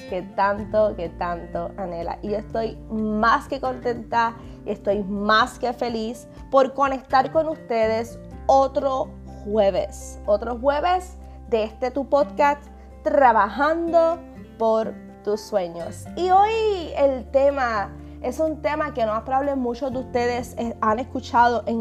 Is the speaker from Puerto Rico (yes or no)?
yes; Puerto Rico; somos nosotros los puertorriqueños. Y, ¿verdad? y disculpen a aquellas personas eh, que son de otros países que puedan estar escuchando este podcast